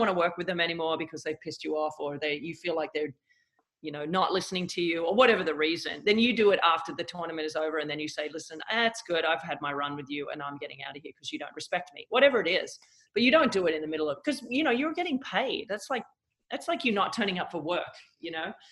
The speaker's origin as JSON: {"language": "English", "country": "Australia", "said": "Yeah, I definitely had a front row seat to it all."}